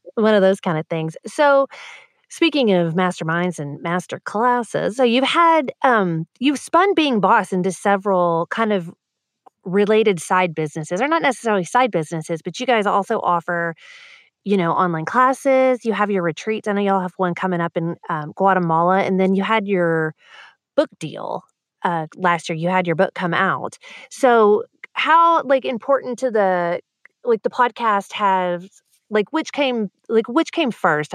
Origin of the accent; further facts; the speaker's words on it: Texas, United States; as a Texan